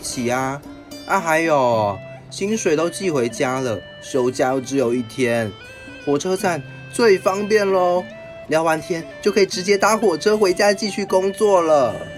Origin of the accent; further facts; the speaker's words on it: Taoyuan, Taiwan; 我是来自桃园的